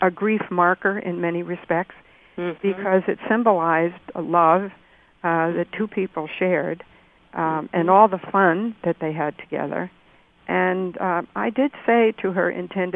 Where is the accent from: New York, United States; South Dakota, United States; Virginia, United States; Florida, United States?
New York, United States; Great Neck; now in Rochester, United States; I grew up in Great Neck, Long Island